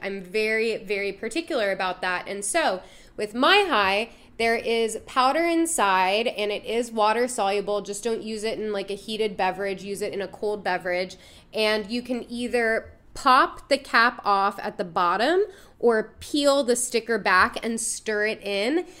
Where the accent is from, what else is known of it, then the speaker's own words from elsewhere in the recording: DMV, DC metropolitan area, United States; It's my hometown. I'm from the D M V.